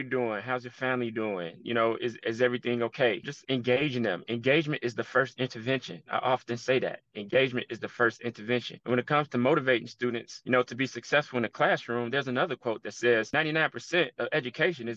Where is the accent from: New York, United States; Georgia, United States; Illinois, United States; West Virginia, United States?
Illinois, United States; Chicago; I'm from Chicago, been a Chicago Bulls fan my entire life